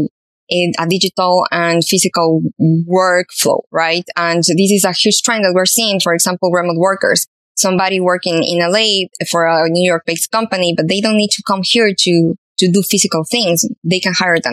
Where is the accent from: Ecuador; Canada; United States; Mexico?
Ecuador; Ecuador, which is my hometown, a home country